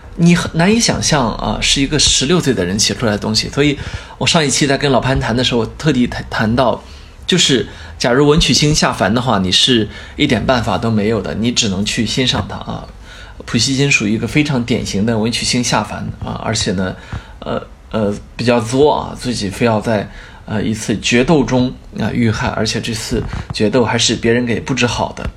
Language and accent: Chinese; China; also born or lived in Beijing; 作为一个中国人